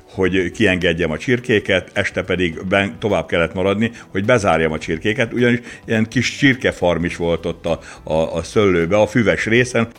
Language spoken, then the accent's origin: Hungarian; Kisakafalva, Baranya, Hungary; nekünk Kisakafalván laktunk, akkor a szőlőbe Kisakafalvára is kellett menni, és villányba is